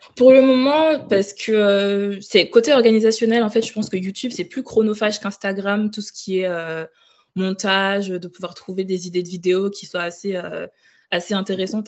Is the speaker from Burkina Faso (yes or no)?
yes; Ouagadougou, Centre, Burkina Faso; moved away as an adult; also born or lived in Île-de-France, France; now in Lyon, France; j'ai grandi au Burkina Faso, donc à Ouagadougou, jusqu'à mon bac. Et j'ai déménagé en France donc, en 2015.